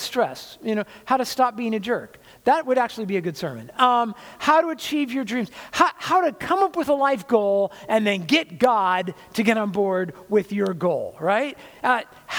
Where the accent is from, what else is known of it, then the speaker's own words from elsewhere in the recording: California, United States; I was from California